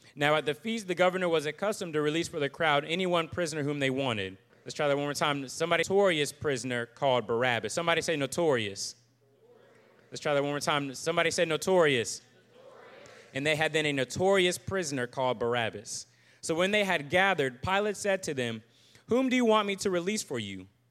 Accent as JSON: {"language": "English", "town": "Virginia Beach", "region": "Virginia", "country": "United States", "also_born_or_lived": "Charlottesville, Virginia", "moved": "as an adult", "lives_now": "Jackson, Mississippi, United States", "said": "I am from Virginia Beach originally"}